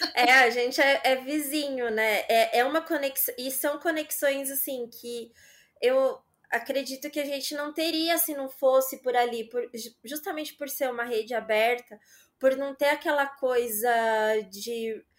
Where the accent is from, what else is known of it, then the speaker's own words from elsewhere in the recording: Aparecida, São Paulo, Brazil; moved away as an adult; now in São Paulo, Brazil; Eu sou de Aparecida, mas eu morava lá trabalhei é, nessa mesma empresa por uns quatro anos